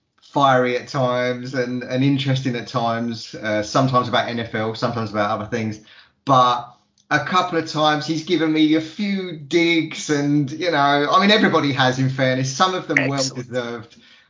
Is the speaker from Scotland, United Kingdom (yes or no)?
no; East of England, United Kingdom